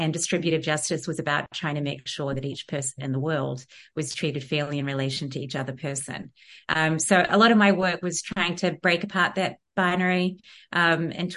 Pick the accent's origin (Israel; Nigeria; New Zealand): New Zealand; moved away; growing up in Aotearoa in the 1980s mainly and 90s